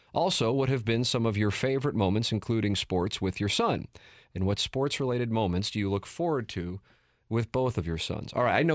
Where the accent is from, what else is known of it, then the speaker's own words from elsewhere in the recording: St. Louis, Missouri, United States; It was a park in South City. Mm-hmm. Growing up in South City.